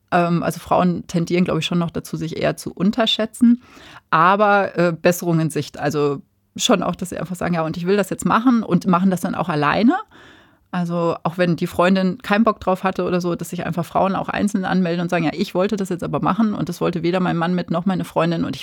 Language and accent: German; Ruhr area, North Rhine-Westphalia, Germany; also born or lived in Münster / Hamburg / Chiemgau / Allgäu; now in Bavaria, Germany; weil ich bin ja im Ruhrgebiet geboren